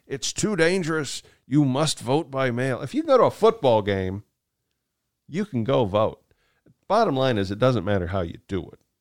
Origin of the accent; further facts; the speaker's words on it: Kansas, United States; growing up in Kansas